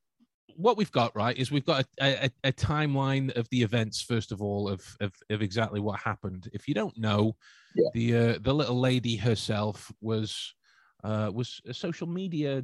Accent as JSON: {"language": "English", "region": "England", "country": "United Kingdom", "said": "being the English chaps"}